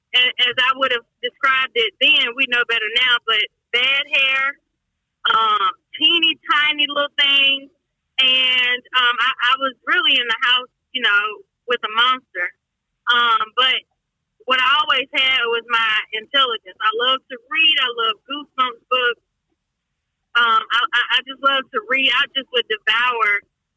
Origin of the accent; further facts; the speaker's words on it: Mobile, Alabama, United States; I am originally from Mobile, Alabama, born and raised